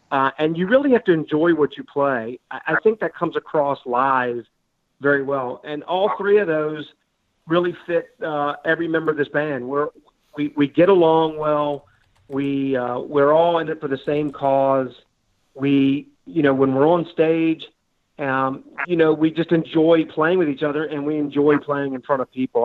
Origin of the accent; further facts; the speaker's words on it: Richmond, Virginia, United States; we're from Richmond, Virginia.